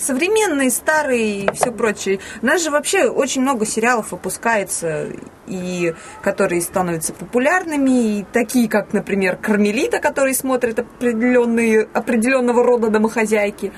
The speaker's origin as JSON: {"language": "Russian", "town": "Ivanovo", "region": "Ivanovo Oblast", "country": "Russia", "tie": "born or raised there", "also_born_or_lived": "Komsomolsk-on-Amur", "said": "когда мне было три года, мы переехали из Комсомольска на море, соответственно, в Иваново"}